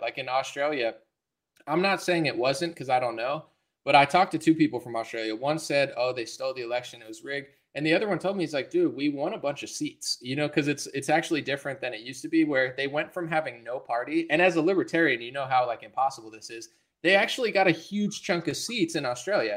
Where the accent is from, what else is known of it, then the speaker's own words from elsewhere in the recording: United States; I'm an American. I'm not a Russian